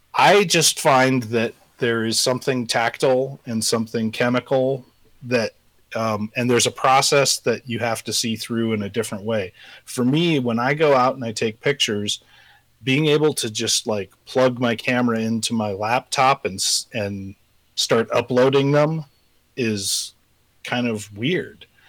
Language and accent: English; Colorado, United States; moved away as an adult; also born or lived in Southern California; now in Missoula, United States; I live in Missoula, Montana. Uh, I'm originally from Colorado.